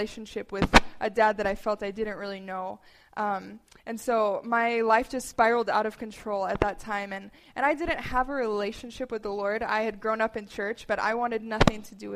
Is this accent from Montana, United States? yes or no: yes; Bozeman, Montana, United States; I grew up in Bozeman, Belgrade area.